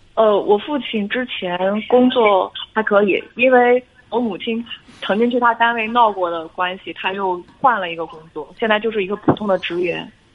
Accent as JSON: {"language": "Chinese", "town": "Jinan", "region": "Shandong", "country": "China", "said": "就济南的。"}